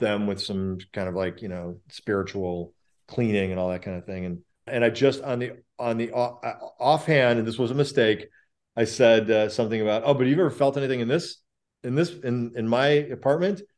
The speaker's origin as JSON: {"language": "English", "town": "Chicago", "region": "Illinois", "country": "United States", "tie": "born or raised there", "said": "I grew up in Chicago"}